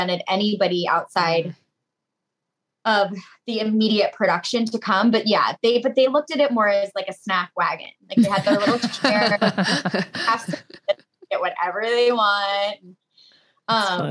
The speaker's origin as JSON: {"language": "English", "town": "Tampa", "region": "Florida", "country": "United States", "tie": "born or raised there", "said": "my hometown, which is where we are now in Tampa"}